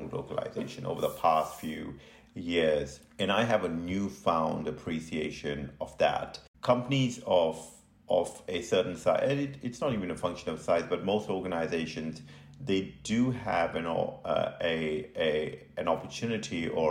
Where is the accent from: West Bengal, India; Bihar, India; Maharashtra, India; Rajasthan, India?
Bihar, India; moved away as an adult; also born or lived in New Delhi, India / Derby, United Kingdom / Leeds, United Kingdom; now in Phoenix, United States; I was born in India, in the northeast of India, a state called Bihar